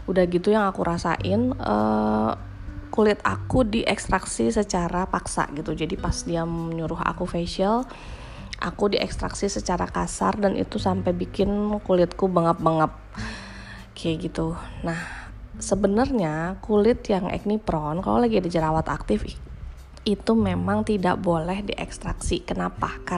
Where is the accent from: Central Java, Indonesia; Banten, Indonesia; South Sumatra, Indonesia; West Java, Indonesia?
West Java, Indonesia; Bandung; now in Jakarta, Indonesia; aku lahir dan besar di Bandung gitu kena air di Bandung